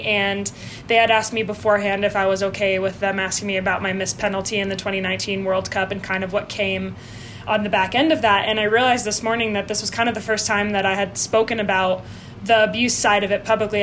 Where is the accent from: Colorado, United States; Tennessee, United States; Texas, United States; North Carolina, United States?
Colorado, United States; Denver; also born or lived in Saskatchewan; I was born in Denver um, to two Canadian parents